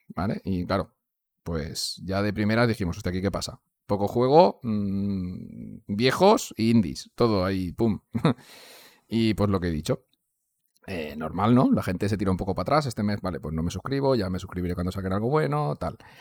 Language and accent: Spanish; Valencia, Valencian Community, Spain; pues soy, de Valencia, hablo valenciano y aparte hablo castellano